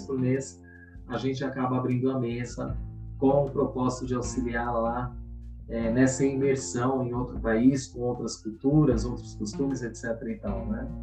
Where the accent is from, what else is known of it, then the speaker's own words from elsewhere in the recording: São Paulo, Brazil; moro em São Paulo, nasci em São Paulo capital